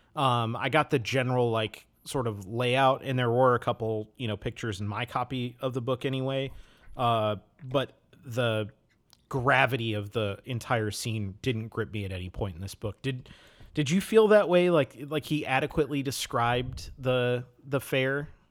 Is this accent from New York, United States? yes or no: no; Wisconsin, United States; I grew up in Wisconsin